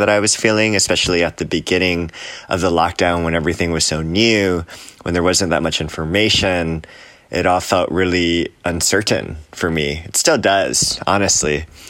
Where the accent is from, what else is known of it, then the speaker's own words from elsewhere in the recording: Hawaii, United States; all across the country, from the Gulf Coast in Alabama to Hawaii, my home state, to the coastlines, to New York City